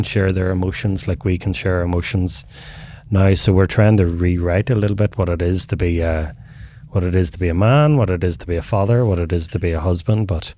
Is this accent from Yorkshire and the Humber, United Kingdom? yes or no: no; Northern Ireland, United Kingdom; growing up in the north of Ireland, and we grew up in the Troubles, and I grew up in the 80s and 90s, so at the tail end of the Troubles